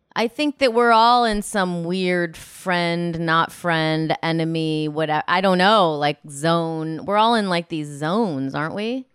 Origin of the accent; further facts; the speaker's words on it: Illinois, United States; moved away; I'm from Illinois, and I'm similar to Rockford, Illinois, like Midwest